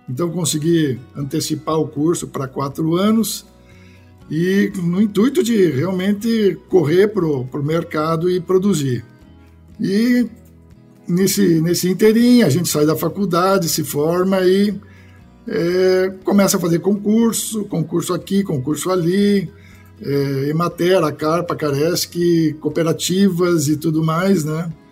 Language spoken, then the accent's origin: Portuguese; Porto Alegre, Rio Grande do Sul, Brazil; eu sou gaúcho, né? O sotaque eu acho que já está meio perdido pelas andanças da vida aí, que a gente só se mudou, mas sou gaúcho de Porto Alegre.